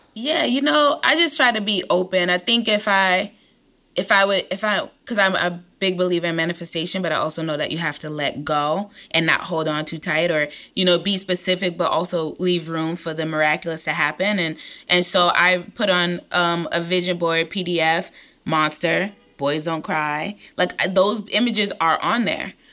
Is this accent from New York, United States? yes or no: yes; New York City, New York, United States; I'm from East New York, Brooklyn